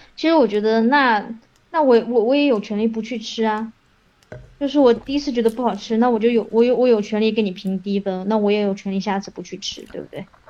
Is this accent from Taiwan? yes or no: no; China; 我们，就是中国人